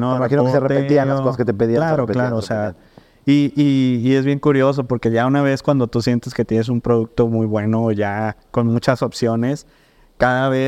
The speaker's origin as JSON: {"language": "Spanish", "town": "Mazatlán", "region": "Sinaloa", "country": "Mexico", "tie": "born or raised there", "said": "yo crecí pues en Mazatlán"}